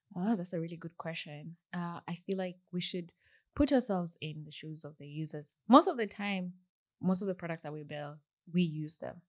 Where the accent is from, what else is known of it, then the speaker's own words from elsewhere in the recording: Kenya; moved away as an adult; also born or lived in Burgess Hill, United Kingdom; now in United Kingdom; when I moved from Kenya